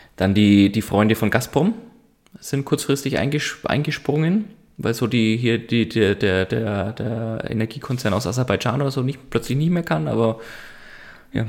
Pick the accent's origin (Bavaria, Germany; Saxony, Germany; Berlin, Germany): Bavaria, Germany; Franconia; Muss ich als Franke nachfragen